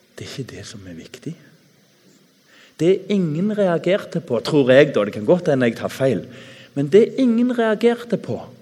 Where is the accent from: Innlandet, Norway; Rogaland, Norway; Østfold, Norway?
Rogaland, Norway; Tananger; Når jeg vokste opp i Tananger, på bedehuset